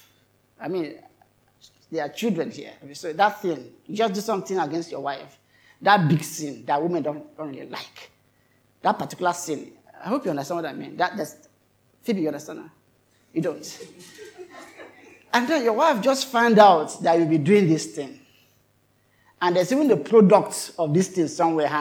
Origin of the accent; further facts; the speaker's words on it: Kogi, Nigeria; we are all from Kogi State